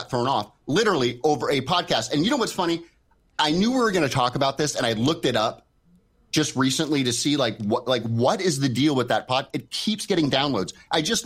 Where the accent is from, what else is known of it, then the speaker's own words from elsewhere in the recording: Connecticut, United States; moved away as an adult; also born or lived in Los Angeles; I'm from Connecticut. Anyone who doesn't know, I spent like 20, 25 years in Connecticut